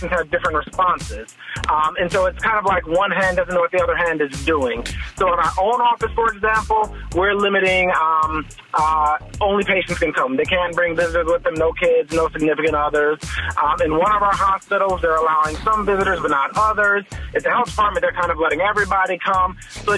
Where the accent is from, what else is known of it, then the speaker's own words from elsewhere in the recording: Chicago, Illinois, United States; I grew up in Chicago, so I claim Chicago.